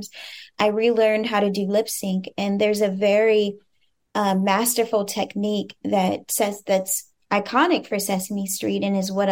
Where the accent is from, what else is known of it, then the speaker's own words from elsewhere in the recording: Cincinnati, Ohio, United States; as a Black woman growing up in Cincinnati, Ohio